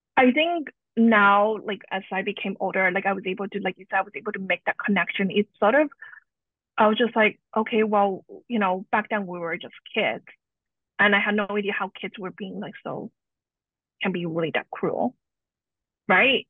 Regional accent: Canada; also born or lived in Hong Kong; I was born in Hong Kong and moved uh, to Canada with my family at a young age

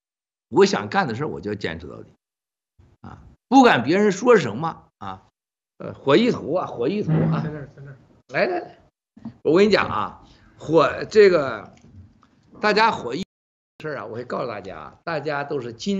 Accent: Shenxian, Hebei, China; 我们家是古城啊，你查查地图，小铁从深县古城到河南运城，你看有多远？我们老家跟他家多远？

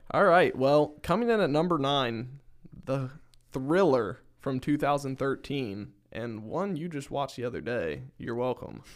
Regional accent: Northern Kentucky, United States; I am also from Northern Kentucky

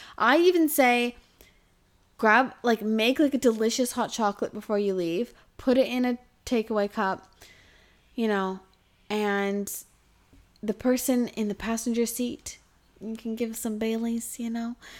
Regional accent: Kelowna, British Columbia, Canada; now in Australia; in my hometown called, uh, in Kelowna

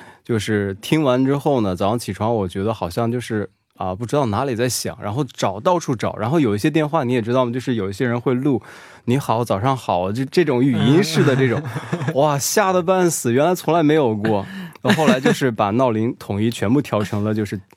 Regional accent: Hunan, China; 我是来自湖南的拖延症患者

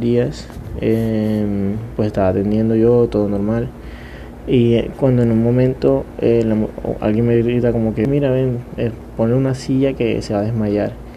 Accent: Montería, Córdoba, Colombia; yo soy de Montería

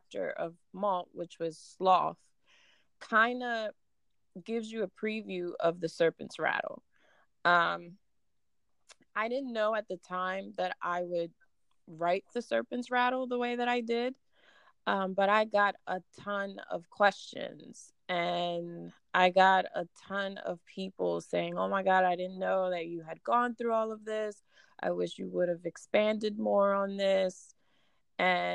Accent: New York, United States; first language Spanish; also born or lived in Dominican Republic / Reading, Pennsylvania; now in Philadelphia, United States; I grew up in New York between the boroughs of Manhattan and the Bronx

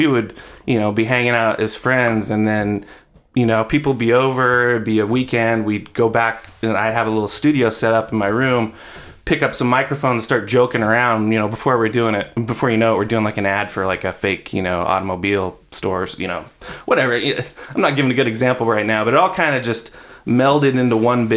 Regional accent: Eugene, Oregon, United States; we're all from Eugene

